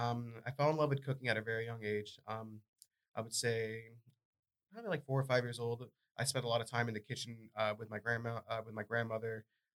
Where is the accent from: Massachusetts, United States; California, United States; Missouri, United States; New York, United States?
Massachusetts, United States; I'm from Massachusetts